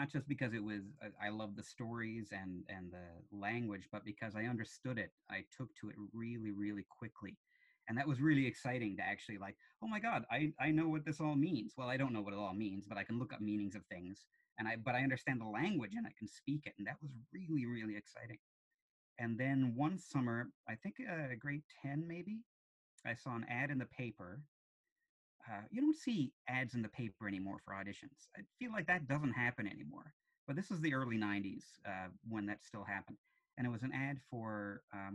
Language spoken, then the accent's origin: English; St. John's, Newfoundland and Labrador, Canada; also born or lived in Kilbride / Shea Heights / Topsail Road; I grew up in Goulds via Kilbride, via Shea Heights, via Topsail Road originally.